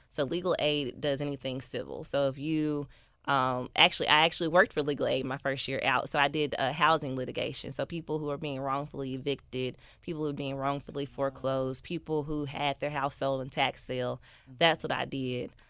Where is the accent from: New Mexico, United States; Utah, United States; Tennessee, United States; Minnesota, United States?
Tennessee, United States; Memphis; I am from North Memphis